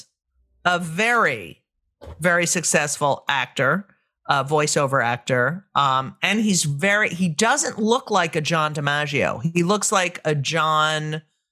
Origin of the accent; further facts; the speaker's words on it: New Jersey, United States; I grew up in New Jersey as well